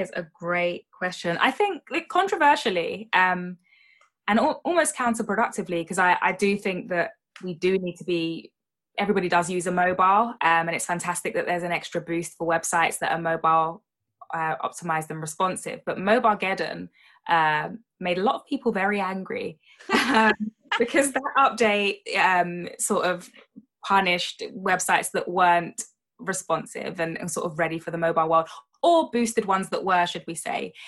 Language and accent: English; United Kingdom; as a Brit